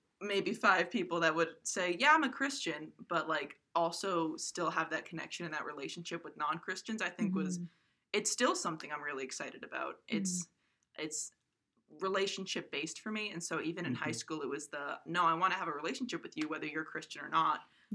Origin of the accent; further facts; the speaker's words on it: Coventry, Rhode Island, United States; moved away; I'm from Coventry, Rhode Island